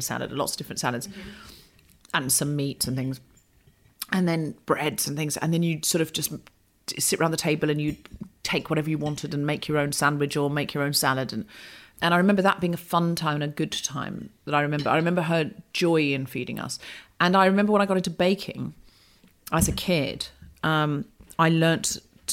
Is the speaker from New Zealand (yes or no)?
no; Australia; born or raised there; moved away